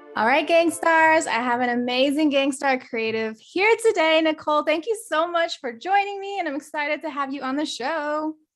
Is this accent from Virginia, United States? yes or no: yes; Virginia, United States; also born or lived in San Diego; now in Houston, United States; I'm actually originally from Virginia